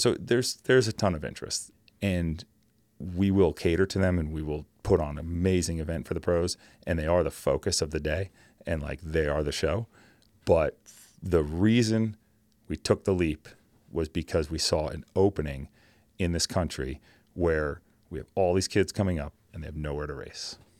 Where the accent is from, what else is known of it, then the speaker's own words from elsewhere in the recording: New Jersey, United States; born and raised in New Jersey